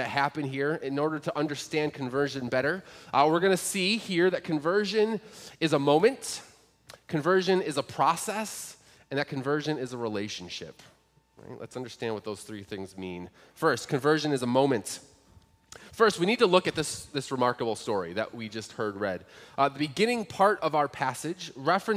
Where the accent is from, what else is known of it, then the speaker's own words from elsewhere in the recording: United States; I'm a Christian because I was born in the United States, and I was born to Christian parents who raised me in the church